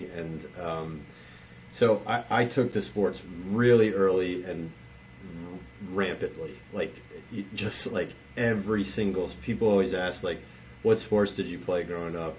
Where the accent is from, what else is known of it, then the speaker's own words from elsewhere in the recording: Baltimore, Maryland, United States; I, I grew up in Baltimore, and so given my age the only sport here growing up was Orioles baseball